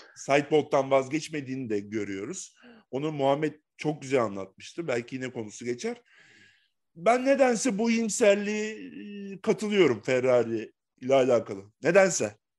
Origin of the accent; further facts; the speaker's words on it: Bursa, Turkey; ben Bursalıyım. Bursa'da yaşıyorum.